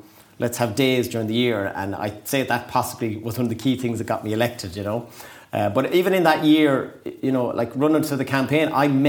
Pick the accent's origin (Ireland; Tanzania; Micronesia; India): Ireland; Tuam, Connacht; moved away as an adult; now in Sligo, Ireland; From just outside Tuam. It'd be like saying I'm from Sligo Town, but I'm from Cawley. So it's like a little parish called Killarearan outside.